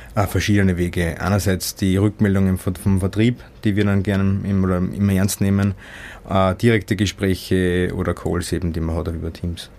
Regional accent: Austria; als Österreicher

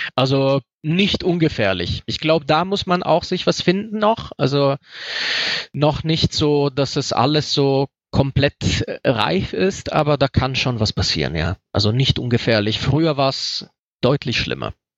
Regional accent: Rome, Lazio, Italy; now in Germany; ich komme aus Rom

